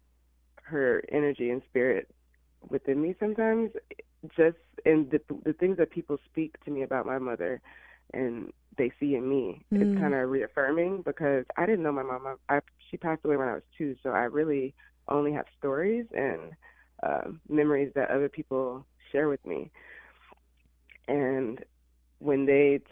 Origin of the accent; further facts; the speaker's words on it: Illinois, United States; moved away as an adult; also born or lived in Alabama; now in Los Angeles, United States; was born in Alabama, but I was raised in Illinois.